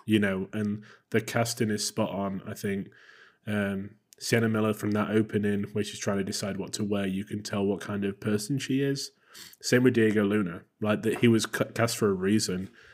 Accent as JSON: {"language": "English", "region": "England", "country": "United Kingdom", "said": "I am English"}